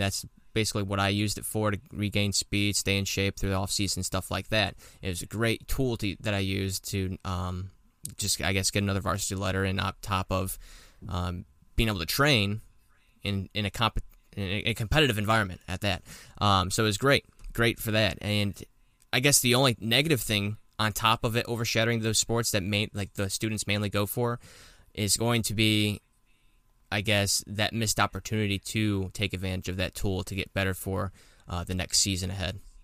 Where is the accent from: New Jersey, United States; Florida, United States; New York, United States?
Florida, United States; I'm from Florida